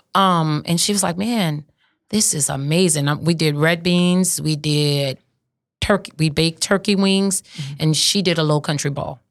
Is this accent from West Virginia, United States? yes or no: no; St. Martin Parish, Louisiana, United States; I'm from St. Martin Parish.